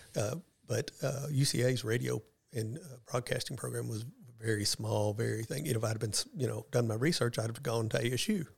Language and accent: English; West Memphis, Arkansas, United States; now in Paragould, United States; I grew up in West Memphis, Arkansas